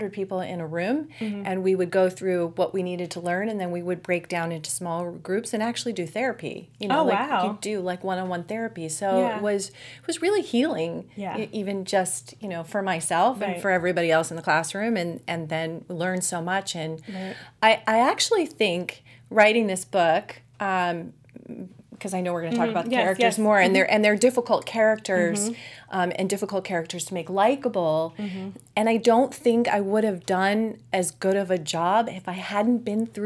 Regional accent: Anaheim, California, United States; also born or lived in Massachusetts; I grew up in Anaheim, which was like a block and a half from Disneyland

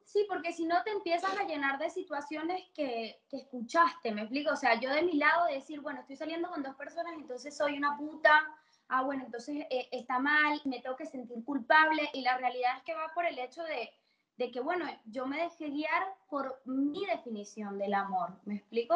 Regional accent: Caracas, Capital District, Venezuela; also born or lived in Barquisimeto, Venezuela; now in Argentina; me crié, yo soy de Caracas, pero estuve 12 años en Barquisimeto.

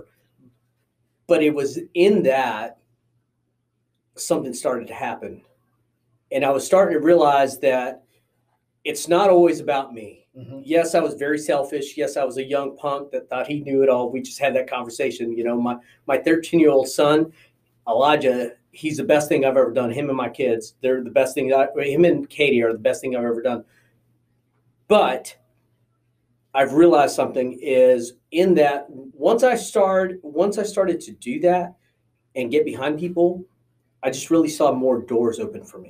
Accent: Las Cruces, New Mexico, United States; also born or lived in Texas; went to Las Cruces, New Mexico

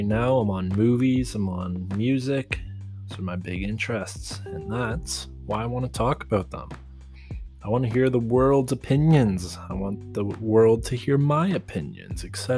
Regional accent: Vancouver, British Columbia, Canada; I'm from Canada, Vancouver

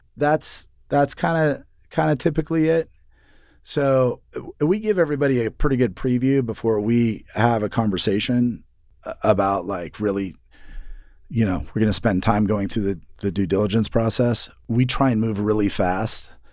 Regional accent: Seattle, Washington, United States; moved away as an adult; also born or lived in New York / San Francisco; now in Boise, United States; I grew up in Seattle

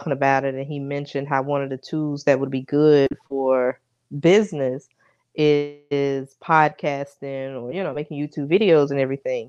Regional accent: North Carolina, United States; I'm from North Carolina

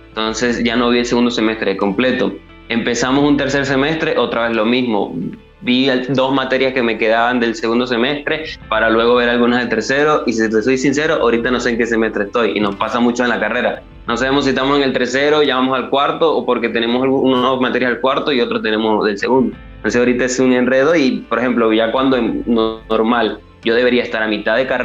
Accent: eastern Venezuela, Venezuela; now in Caracas, Venezuela; yo no soy de Caracas, que es la capital de Venezuela, sino que soy del interior del país, del oriente. Pero llevo aquí en la capital ya mm, casi dos años, un poco más de, dos años que me vine a estudiar.

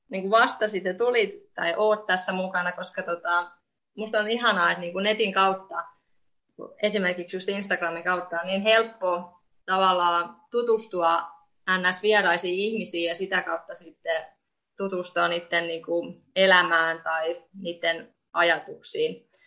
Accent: Estonia; Finnish is a second language; now in Finland; ja teen podcastia vuorotellen suomeksi ja viroksi. Mun kotimaa on Viro ja Suomessa olen asunut yli puolet mun elämästäni.

